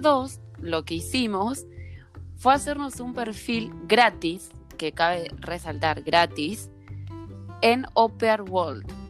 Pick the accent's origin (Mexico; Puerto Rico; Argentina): Argentina; Santa Fe; moved away; también somos santafesinas, las dos.